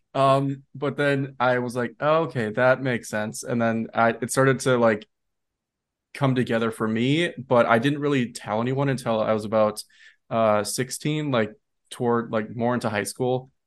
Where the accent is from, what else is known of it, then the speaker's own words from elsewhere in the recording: Minnesota, United States; moved away as an adult; now in New York City, United States; where I grew up in Minnesota